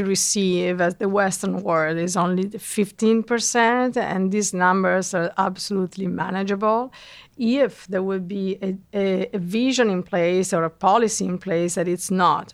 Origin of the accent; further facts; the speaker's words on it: Italy; moved away as an adult; now in New York, United States; both of us were, uh, born and raised in Italy